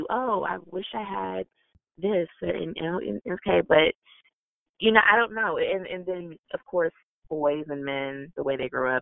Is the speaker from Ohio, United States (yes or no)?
yes; Canton, Ohio, United States; also born or lived in Alabama / North Carolina; I grew up in Canton, which is where the Football Hall of Fame is